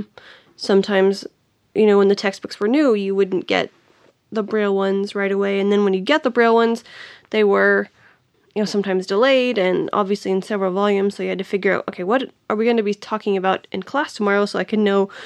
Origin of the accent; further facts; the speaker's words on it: Tennessee, United States; also born or lived in Nashville, Tennessee; I grew up in a small town about an hour and a half from Nashville